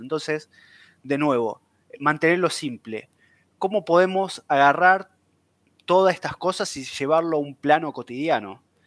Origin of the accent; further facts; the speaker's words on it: Buenos Aires, Argentina; soy de Buenos Aires